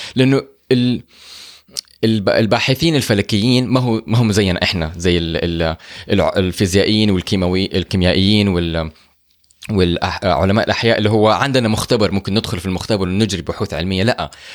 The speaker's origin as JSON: {"language": "Arabic", "country": "Saudi Arabia", "said": "احنا عندنا في السعوديه"}